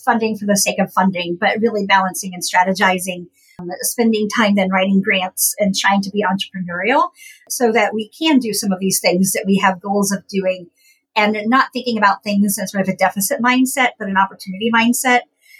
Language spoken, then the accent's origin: English; Appalachia, United States; So I went to the Ohio State University as actually a minority student being Appalachian.